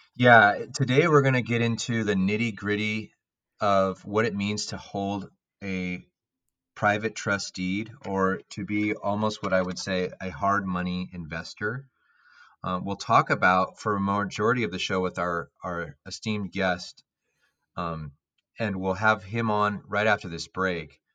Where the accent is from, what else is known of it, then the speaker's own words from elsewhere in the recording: Palo Alto, California, United States; I grew up in Palo Alto